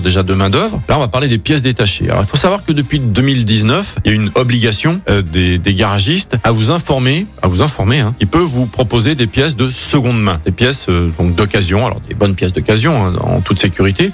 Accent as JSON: {"language": "French", "town": "Écully", "region": "Auvergne-Rhône-Alpes", "country": "France", "moved": "yes", "said": "je suis d'Écully, etc. Ouais, c'est ma région, c'est ma ville"}